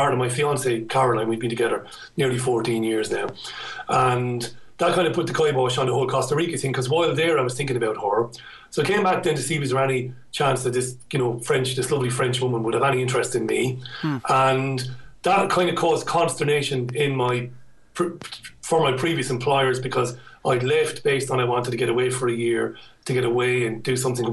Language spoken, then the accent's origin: English; Ireland; moved away as an adult; now in United Kingdom; I had a difficult time growing up in Ireland